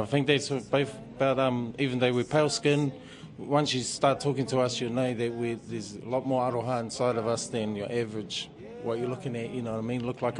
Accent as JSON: {"language": "English", "town": "Te Kuiti", "region": "Waikato", "country": "New Zealand", "tie": "born or raised there", "moved": "yes", "said": "yeah, I'm from Te Kuiti, in the King Country. I'm real proud to be from there. We grew up a few places before Te Kuiti was home"}